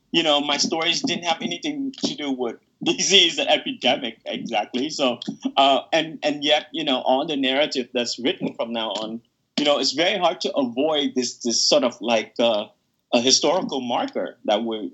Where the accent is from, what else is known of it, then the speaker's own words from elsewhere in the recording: Vietnam; now in United States; for me growing up in Vietnam, I never thought I would cross the border and become an American